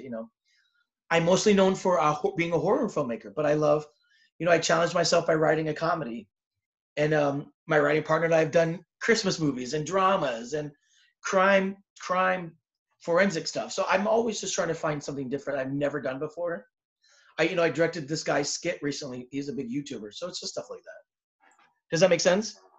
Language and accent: English; Southern California, United States; I'm from Southern California